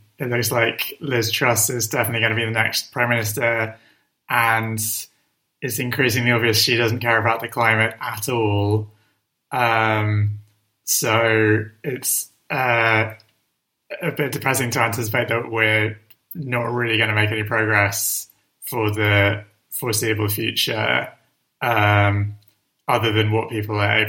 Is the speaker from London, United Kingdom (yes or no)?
yes; London, United Kingdom; I grew up in North London and I still live in North London.